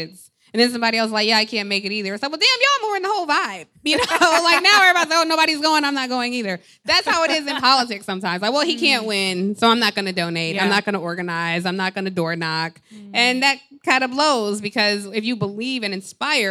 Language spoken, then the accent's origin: English; Atlanta, Georgia, United States; I grew up in Atlanta